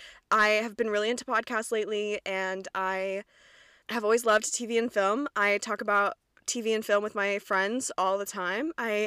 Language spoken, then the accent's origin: English; Kentucky, United States; accent: Midwestern; So real South Central Kentucky Bible Belt. And I might make references to that. My accent might come out a little bit. I have never really had one. I've had more of a Midwestern accent my entire life